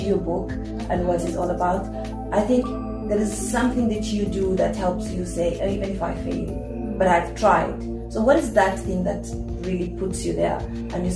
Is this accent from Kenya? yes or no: yes; Kenya; moved away; I come from Kenya